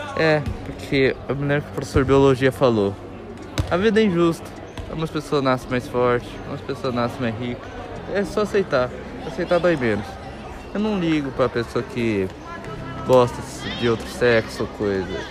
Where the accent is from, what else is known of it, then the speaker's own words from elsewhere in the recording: Brazil; Eu nasci no Brasil